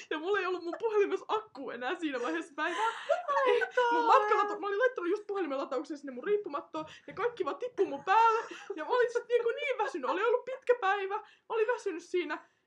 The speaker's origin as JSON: {"language": "Finnish", "town": "Tampere", "region": "Pirkanmaa", "country": "Finland", "said": "Ollaan tamperelaisia."}